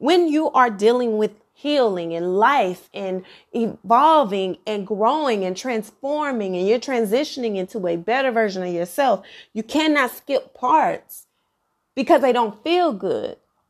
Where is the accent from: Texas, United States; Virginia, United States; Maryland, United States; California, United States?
Texas, United States; Dallas; I'm African American, okay? Black girl from the South, Dallas, Texas, by way of Oak Cliff. And where I am from, I have a very eclectic family, a big family